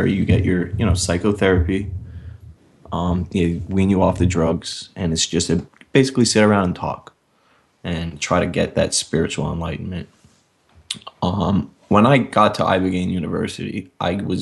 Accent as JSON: {"language": "English", "town": "Miami", "region": "Florida", "country": "United States", "said": "I'm from Miami, Florida"}